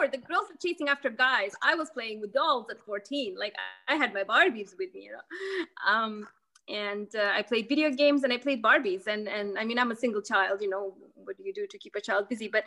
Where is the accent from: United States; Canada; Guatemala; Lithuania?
Lithuania; born there; English is a second language; when i was I was born in Lithuania.